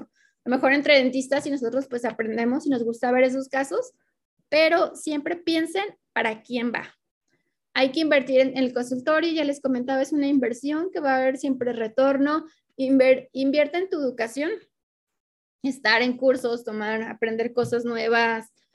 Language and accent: Spanish; Mexico; los que estamos dentro del territorio mexicano, que somos de México